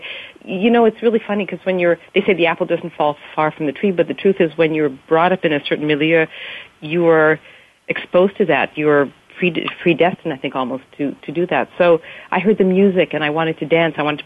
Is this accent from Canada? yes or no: yes; Canada; moved away as an adult; also born or lived in Montreal, Quebec / Victoria, British Columbia / Europe; now in California, United States; I was born in Canada and grew up there, and my parents left during the revolution in Hungary and came to Canada in 1956 and settled in Montreal, and I was born there and grew up there. And then actually when I was like 9, we moved to Victoria, British Columbia